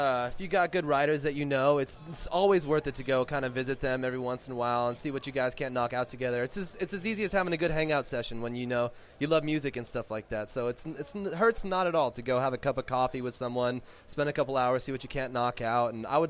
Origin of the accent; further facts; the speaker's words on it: California, United States; We're not from here. We're from California